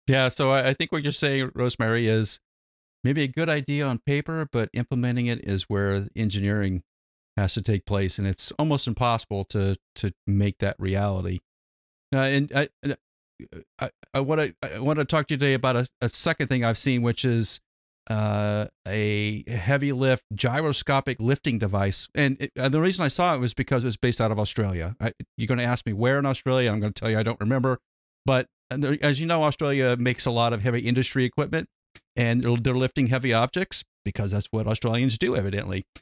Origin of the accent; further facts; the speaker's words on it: United States; we're an American